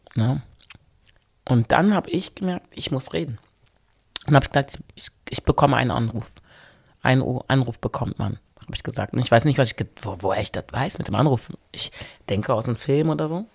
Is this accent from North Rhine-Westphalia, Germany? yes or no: yes; Wermelskirchen, North Rhine-Westphalia, Germany; Wermskirchen, da wo ich herkomme